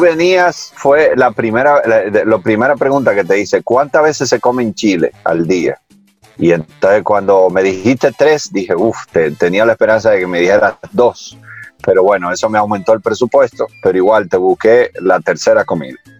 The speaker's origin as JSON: {"language": "Spanish", "country": "Dominican Republic", "tie": "born or raised there", "said": "yo nací aquí"}